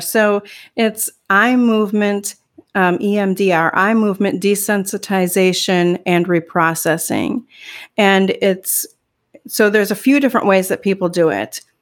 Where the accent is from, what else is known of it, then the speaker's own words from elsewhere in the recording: Midwest, United States; now in Northern California, United States; I grew up in the Midwest